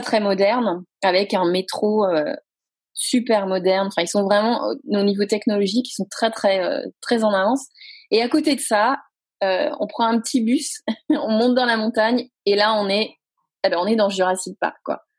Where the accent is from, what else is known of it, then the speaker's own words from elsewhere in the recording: Brive-la-Gaillarde, Nouvelle-Aquitaine, France; moved away as an adult; also born or lived in Limoges / Taiwan / Madrid / Seville; now in New York, United States; Je viens de Brive-la-Gaillarde. Ah en ah. Corrèze. voilà, j'ai grandi là-bas